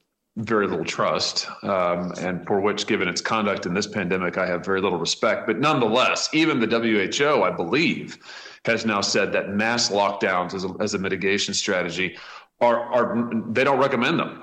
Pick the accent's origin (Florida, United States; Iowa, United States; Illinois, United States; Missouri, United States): Missouri, United States; my home state of Missouri